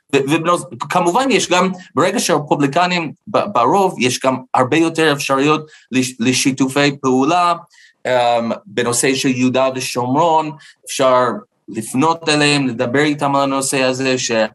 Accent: United States; Hebrew is a second language; now in Israel; אני גדלתי בארצות הברית

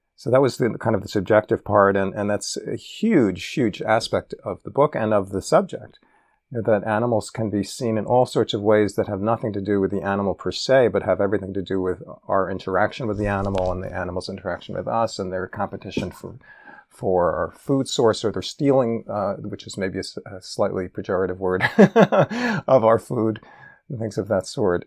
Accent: New York City, New York, United States; growing up in New York City

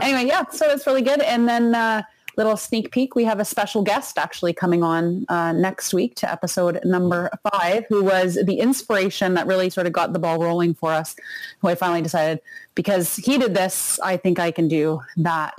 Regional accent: Canada; we're Canadian

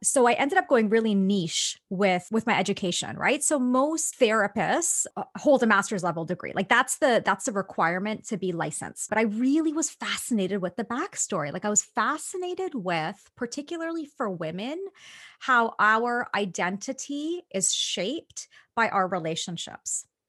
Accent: Toronto, Ontario, Canada; born or raised there

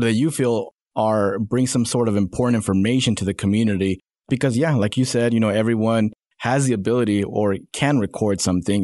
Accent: Salinas, California, United States; now in Northwest Arkansas, United States; I was born in, uh, Salinas, California.

